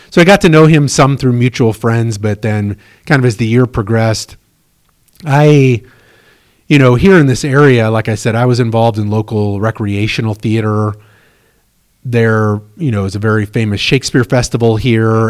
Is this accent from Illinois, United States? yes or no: yes; Chenoa, Illinois, United States; moved away as an adult; also born or lived in Chicago, Illinois; growing up in Shinoa